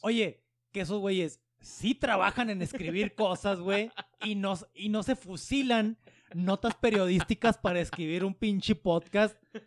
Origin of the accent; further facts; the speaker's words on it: Mexico; soy mexicano